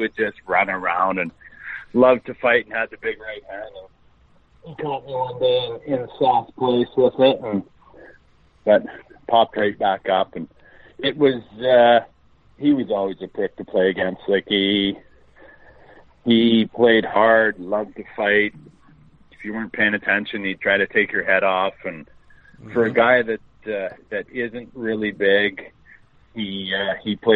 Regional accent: Central Butte, Saskatchewan, Canada; moved away; growing up in Centre Butte

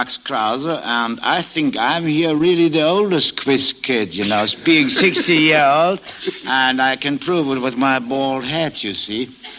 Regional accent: Germany; English is a second language; we came over from Germany just a week before the fair opened.

